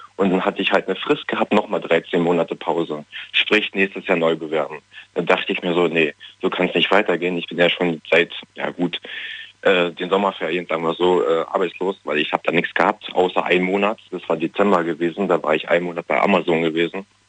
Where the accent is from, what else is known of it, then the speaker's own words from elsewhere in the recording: Germany; ich komme aus Berlin, also Nähe Berlin